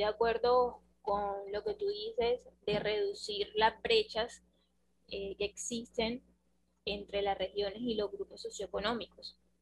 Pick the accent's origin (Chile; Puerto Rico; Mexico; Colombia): Colombia; nosotros como, como colombianos